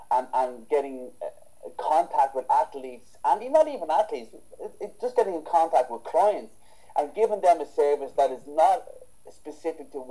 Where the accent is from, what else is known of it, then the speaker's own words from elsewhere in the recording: Ireland; I'm not biased for Irish trainers, but I'm Irish